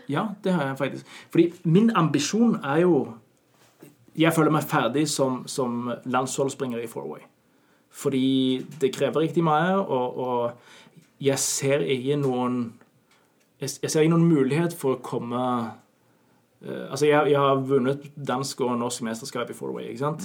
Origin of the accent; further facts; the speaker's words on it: Norway; moved away as an adult; now in Denmark; jeg er nordmann